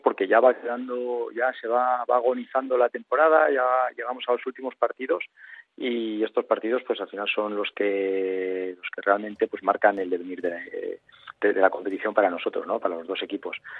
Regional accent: Bilbao, Basque Country, Spain; moved away as an adult; also born or lived in Madrid; now in Navarre, Spain; nací, nací en Bilbao eh, y ahí estuve, pues bueno, eh, jugando en todas las categorías inferiores del Dano

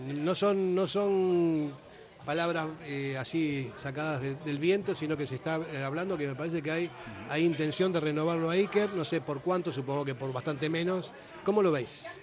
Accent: Argentina; moved away; soy argentino y más o menos sé cómo se piensa

